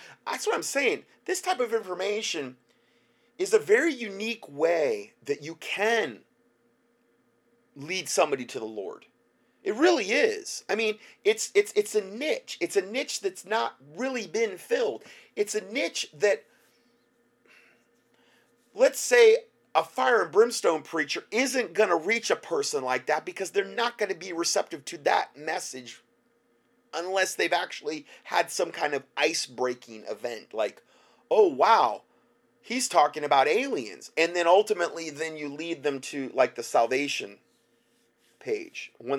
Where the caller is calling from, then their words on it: Phoenix, Arizona, United States; I'm from Phoenix, Arizona area.